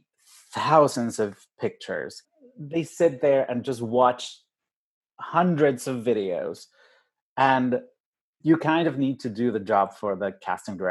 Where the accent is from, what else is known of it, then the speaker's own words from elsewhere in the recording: Mexico City, Mexico; moved away; I'm from Mexico City, with a different accent.